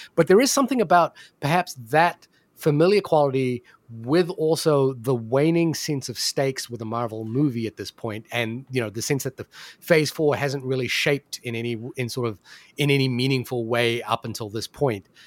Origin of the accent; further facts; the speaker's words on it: New Zealand; I'm from New Zealand